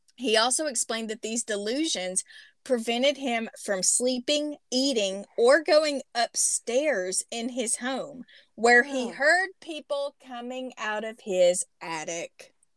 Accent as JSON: {"language": "English", "region": "Arkansas", "country": "United States", "tie": "born or raised there", "also_born_or_lived": "Spokane, Washington", "accent": "Southern", "moved": "yes", "said": "adjacent to my hometown, about 10 miles away. Okay. In the teeny, teeny, tiny town, I'm talking like maybe population 300 of Montongo, Arkansas"}